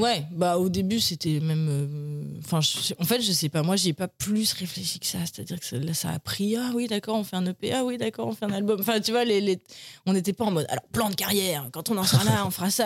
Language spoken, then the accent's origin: French; Paris, Île-de-France, France; je suis né à Paris j'ai grandi à Paris